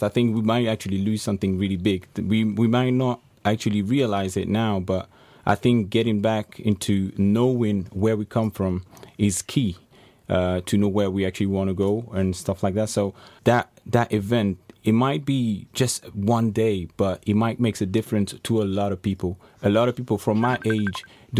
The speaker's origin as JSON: {"language": "English", "country": "France", "tie": "born or raised there", "moved": "yes", "lives_now": "Ireland", "said": "I was born in France, so, and I've realized that I'm European"}